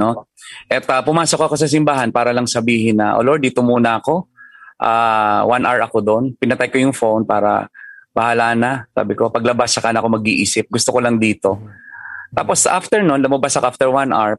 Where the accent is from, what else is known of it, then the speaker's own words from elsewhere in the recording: Mindoro, Mimaropa, Philippines; moved away; naka-invest ako sa isang resort sa hometown ko sa Mindoro.